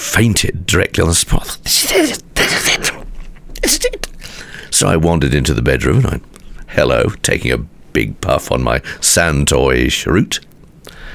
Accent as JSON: {"language": "English", "region": "Midlands", "country": "United Kingdom", "tie": "born or raised there", "also_born_or_lived": "North East England", "moved": "yes", "said": "I grew up in the Midlands"}